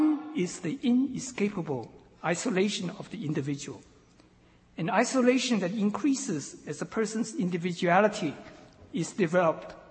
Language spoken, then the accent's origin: English; eastern China, China; moved away; had I never left my hometown in humid eastern China